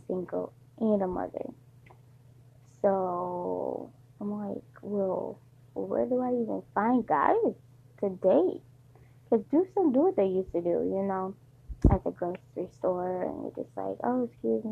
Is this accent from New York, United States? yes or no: no; Detroit, Michigan, United States; moved away; I'm from Detroit, but I don't live in Detroit